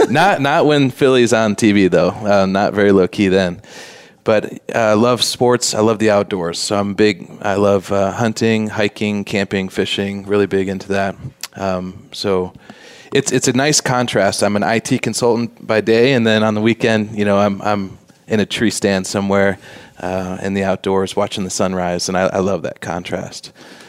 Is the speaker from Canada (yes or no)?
no; Switzerland; now in United States; So I came over from Switzerland. She came from Alaska.